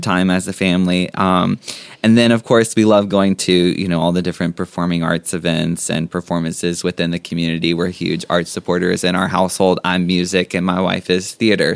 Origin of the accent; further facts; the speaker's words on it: Jones Springs, Louisiana, United States; also born or lived in Baton Rouge, Louisiana; I grew up in Jones Springs, in the community of Jones Springs. I went to Jones Springs High School